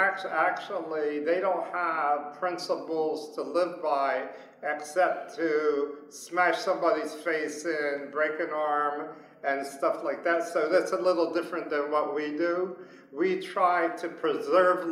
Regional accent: Framingham, Massachusetts, United States; also born or lived in Istanbul, Turkey / New Jersey; now in Philadelphia, United States; I've been here since I was 3, grew up in Framingham, Massachusetts, then moved down to New Jersey and Philly

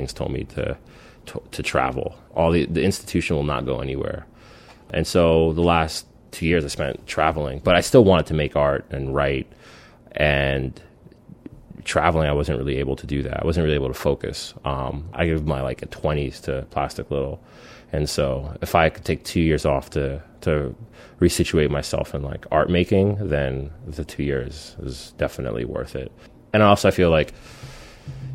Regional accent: Spring Valley, New York, United States; moved away as an adult; also born or lived in Philadelphia; I'm from New York State, from a small town called Spring Valley.

